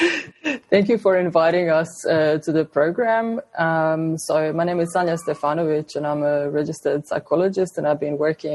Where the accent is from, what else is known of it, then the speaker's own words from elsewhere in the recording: Croatia; moved away as an adult; now in Australia; my previous experience back in Croatia and working with youth, with young people, and also working and then doing some research with people that have experienced war in my home country. When I migrated to Australia